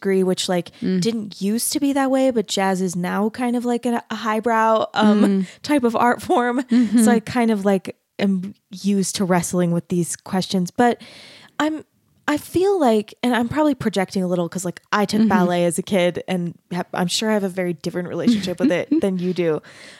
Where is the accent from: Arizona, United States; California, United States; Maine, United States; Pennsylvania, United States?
Arizona, United States; I grew up in Arizona